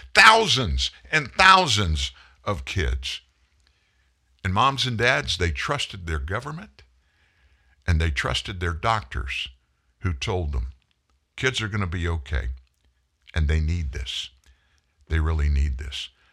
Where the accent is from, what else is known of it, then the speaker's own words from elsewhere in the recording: Pasadena, Texas, United States; accent: Southerner; also born or lived in Houston; we lived in Houston at the time. I was born in Pasadena, which is a, uh, suburb of Houston